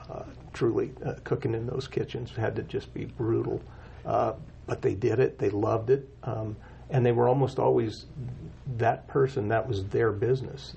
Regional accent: Casper, Wyoming, United States; moved away as an adult; now in Cheyenne, United States; born and raised in Casper, Wyoming

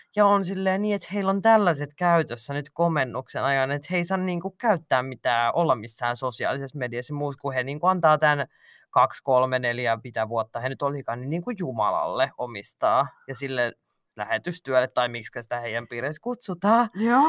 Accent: Finland; mä oon Suomesta kotoisin

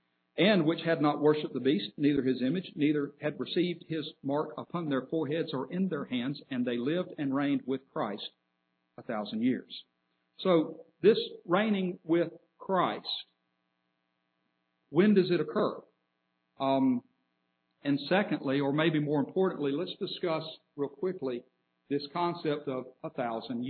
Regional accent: Birmingham, Alabama, United States; I can tell somebody I'm from Alabama. I'm completely right. I could tell somebody I'm from the city of Birmingham. I'm completely right.

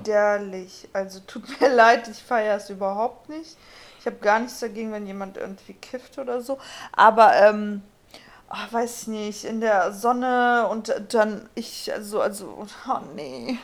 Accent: Germany; bei uns in Deutschland

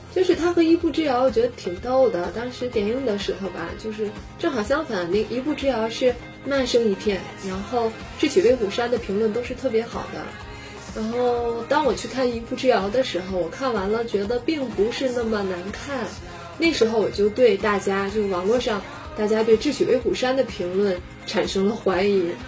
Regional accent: Heilongjiang, China; 因为和我的家乡有关系

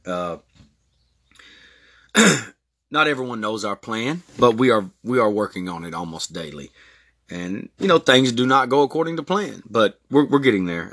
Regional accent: Texas, United States; born or raised there; also born or lived in Newport Beach, California

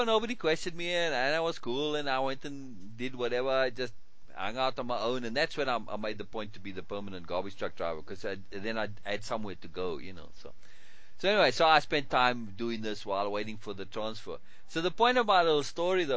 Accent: Cape Town, Western Cape, South Africa; to go back to Cape Town, to my hometown

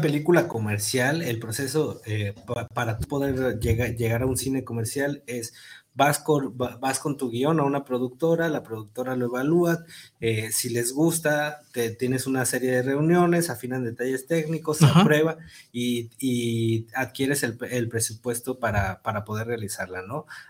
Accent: Tonalá, Jalisco, Mexico; yo, yo, soy de Golden Hills

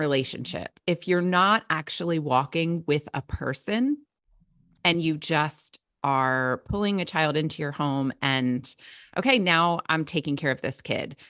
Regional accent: New Jersey, United States; I grew up in South Jersey, where I am now

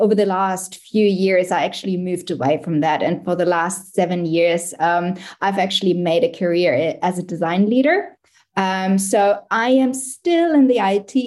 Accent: Germany; moved away as an adult; now in Australia; I actually came to Australia in 2010 as well. I'm originally from Germany.

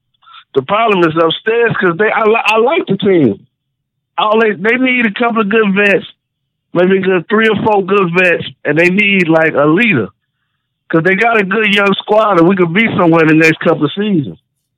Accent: Chicago, Illinois, United States; I'm from the South Side.

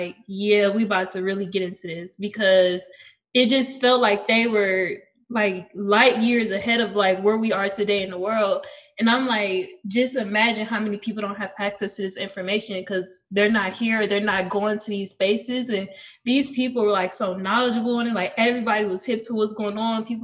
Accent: Cleveland, Ohio, United States; I'm from Cleveland, Ohio, born and raised

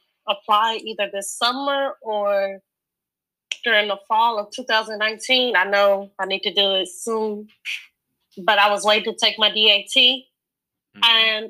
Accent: Mendon, Louisiana, United States; moved away as an adult; now in Marshall, Texas, United States; I'm from Mendon, Louisiana.

